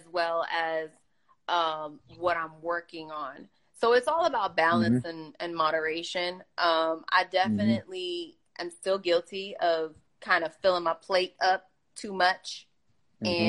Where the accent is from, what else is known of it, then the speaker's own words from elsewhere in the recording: New York, United States; I'm very guilty of being that New Yorker, that native New Yorker where I grind